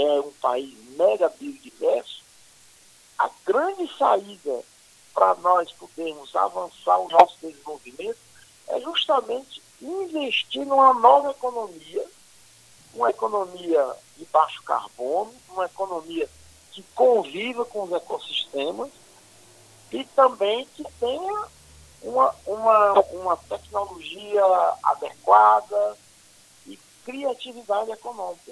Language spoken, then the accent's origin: Portuguese; Ceará, Brazil; moved away; also born or lived in Fortaleza; Eu sou cearense. Cearense, né? Sou nordestino também, com muito orgulho